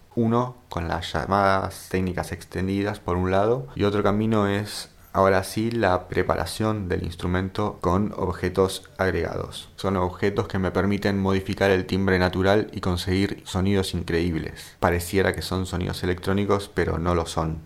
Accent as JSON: {"language": "Spanish", "country": "Argentina", "said": "Siendo argentino"}